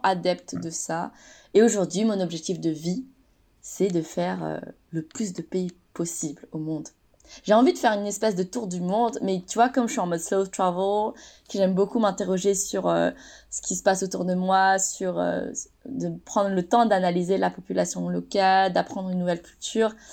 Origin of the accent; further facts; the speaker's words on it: France; j'ai grandi en France